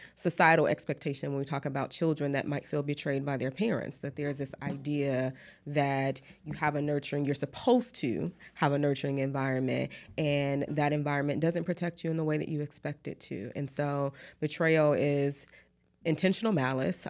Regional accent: Detroit, Michigan, United States; moved away as an adult; also born or lived in Atlanta, Georgia / Texas; now in Houston, United States; I am originally from Detroit, Michigan. So, um, that's where I was born and raised

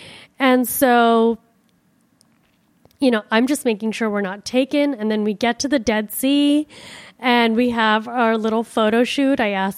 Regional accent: Miami, Florida, United States; You know, I'm from Miami. Like, this is fucking freezing.

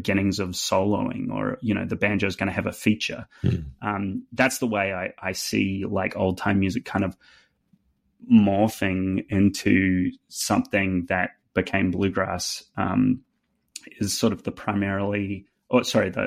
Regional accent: New Zealand; accent: New Zealand; now in Nashville, United States; With my New Zealand accent

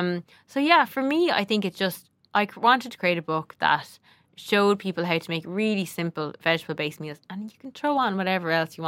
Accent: Ireland; And I think as Irish people, like, we have great produce.

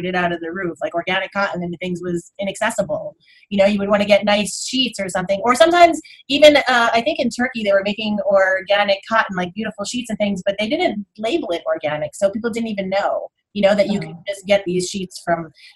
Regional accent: United States; I grew up right outside of Manhattan

